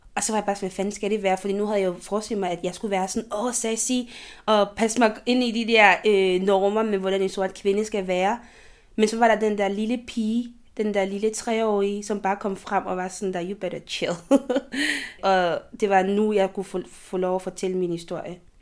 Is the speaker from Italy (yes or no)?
no; Côte d’Ivoire; now in Denmark; det land, jeg kommer fra